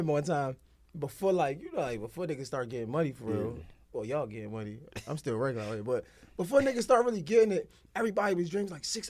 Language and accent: English; Baltimore, Maryland, United States; I'm from Baltimore.